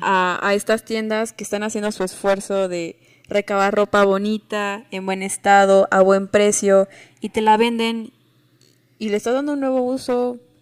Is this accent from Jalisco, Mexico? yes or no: no; Tuxtla Gutiérrez, Chiapas, Mexico; moved away; en mi pueblito de Tuxtla Gutiérrez